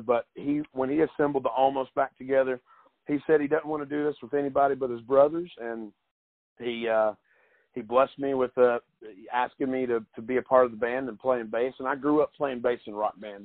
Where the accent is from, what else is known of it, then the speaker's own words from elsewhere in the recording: East Tennessee, United States; growing up in East Tennessee, my grandparents, uh, my granddaddy watched westerns